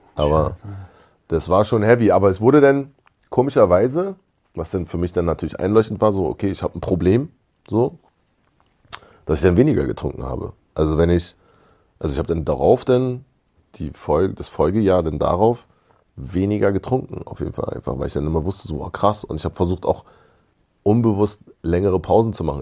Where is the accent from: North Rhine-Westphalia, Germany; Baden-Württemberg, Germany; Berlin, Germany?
Berlin, Germany; also born or lived in Jamaica; ich bin ein Berliner Kind